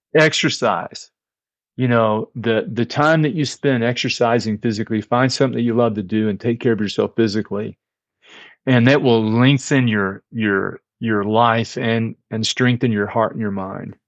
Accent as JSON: {"language": "English", "town": "Fort Worth", "region": "Texas", "country": "United States", "tie": "born or raised there", "said": "I grew up in a very small Christian church, Disciples of Christ, in the Dallas-Fort Worth area. I'm from Fort Worth"}